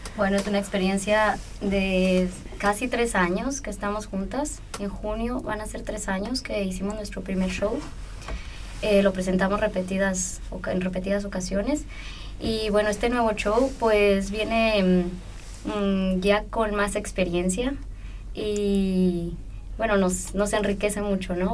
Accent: Chihuahua, Mexico; now in Vienna, Austria; mi tierra, de Chihuahua

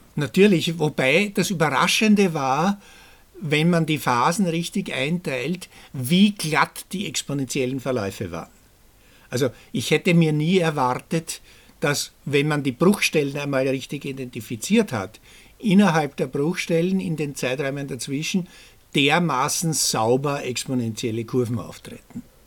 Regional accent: Austria; bei uns in Österreich

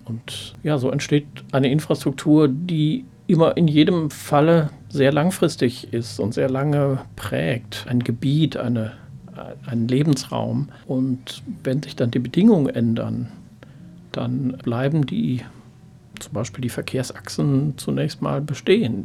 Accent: Ruhr area, North Rhine-Westphalia, Germany; ich komme eigentlich aus dem Ruhrgebiet

